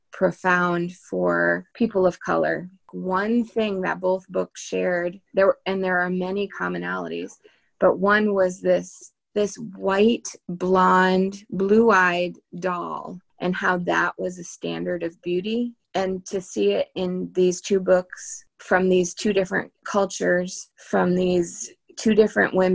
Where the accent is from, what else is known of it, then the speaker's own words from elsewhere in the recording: near Boston, Massachusetts, United States; I grew up near Boston